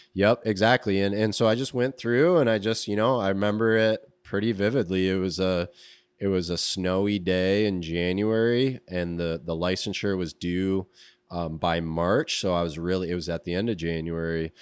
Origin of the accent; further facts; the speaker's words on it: Grand Rapids, Michigan, United States; also born or lived in Alaska; I'm from Grand Rapids